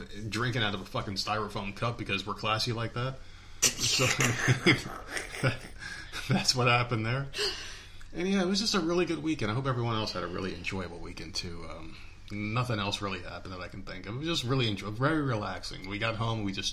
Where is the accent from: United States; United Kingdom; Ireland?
United States; South Carolina; we're from here